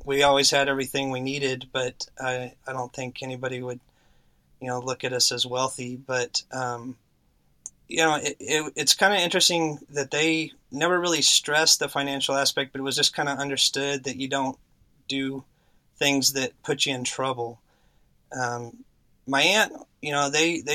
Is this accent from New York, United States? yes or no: no; Texas, United States; also born or lived in Oklahoma / Houston, Texas; now in San Antonio, United States; we got down to Texas pretty quick, and I've spent most of my life here